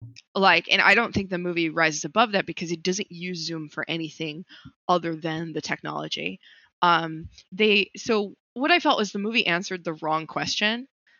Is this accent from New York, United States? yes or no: yes; Long Island, New York, United States; Amityville is on Long Island. So, like, I grew up there.